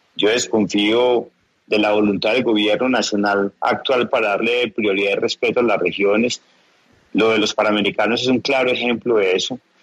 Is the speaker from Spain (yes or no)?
no; Antioquia, Colombia; aquí en mi tierra